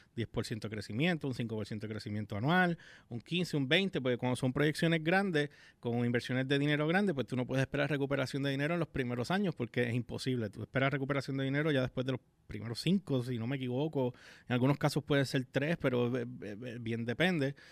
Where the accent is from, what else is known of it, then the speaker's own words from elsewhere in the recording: Puerto Rico; no en mi país